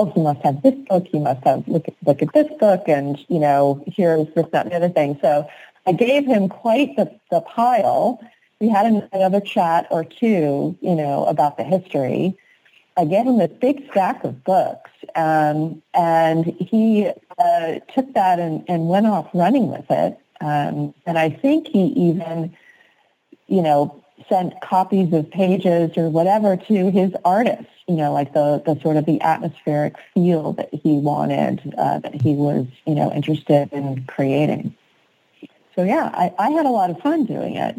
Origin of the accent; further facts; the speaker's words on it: East Coast, United States; now in West Coast, United States; I'm from the East Coast